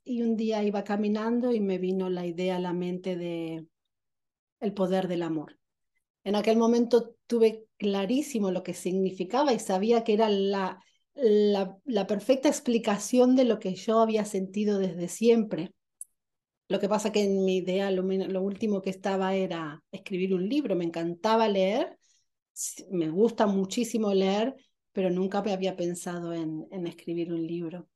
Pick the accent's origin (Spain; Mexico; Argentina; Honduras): Argentina; nací en Argentina